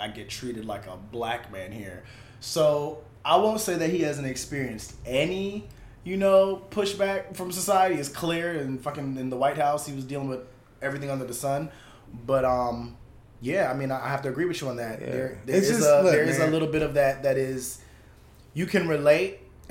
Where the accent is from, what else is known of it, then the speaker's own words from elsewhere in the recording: Jamaica; I'm Jamaican